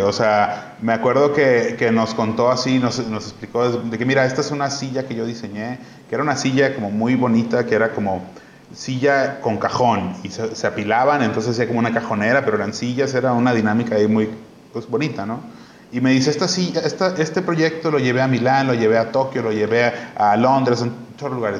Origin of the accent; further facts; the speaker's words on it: Mexico; also born or lived in Barcelona; de donde eres, en, o sea, en este caso México